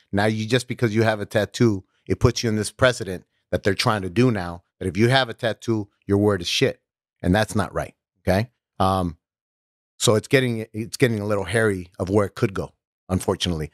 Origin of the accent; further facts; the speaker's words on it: Los Angeles, California, United States; I was growing up in North Hollywood